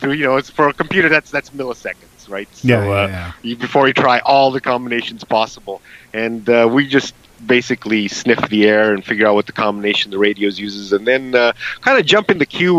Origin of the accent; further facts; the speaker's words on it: Canada; I'm from Canada